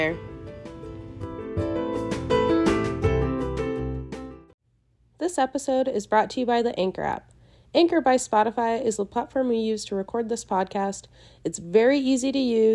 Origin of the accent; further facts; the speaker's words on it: Minnesota, United States; moved away; I am from Minnesota.